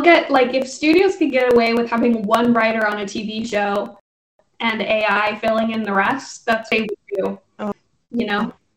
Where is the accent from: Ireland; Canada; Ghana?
Ireland; Dublin, Leinster; now in Los Angeles, United States; I grew up in Dublin